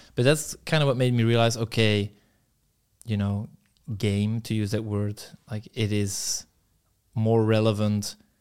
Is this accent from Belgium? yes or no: yes; Belgium; moved away; my hometown in Belgium, it's pretty shit